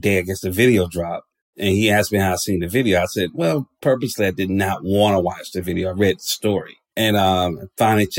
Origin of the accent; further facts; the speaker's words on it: Atlanta, Georgia, United States; I'm from Georgia. And the reality of it is, even living in a place like Atlanta, which is predominantly black